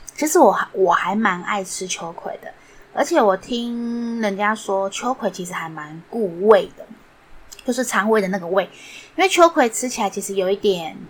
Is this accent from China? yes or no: no; Yingge, New Taipei, Taiwan; 小时候是住在，不知道大家知不知道有地方叫做英歌。 那时候其实还不算太繁华